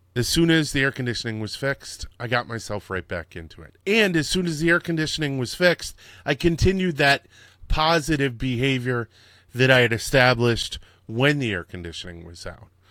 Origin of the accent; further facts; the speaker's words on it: Connecticut, United States; also born or lived in Dallas, Texas; now in New York, United States; I was born in Dallas, but my mom remarried, and then we moved to Connecticut. And in Connecticut, they have all these historical things that you go on so many field trips in elementary and middle school